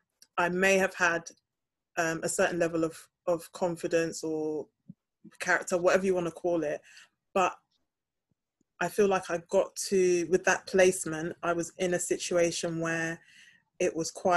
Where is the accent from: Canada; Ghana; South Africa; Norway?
Ghana; when I lived in Ghana as a child, I was also a minority because people knew that I wasn't born and bred in Ghana. They knew that I'd moved back to Ghana.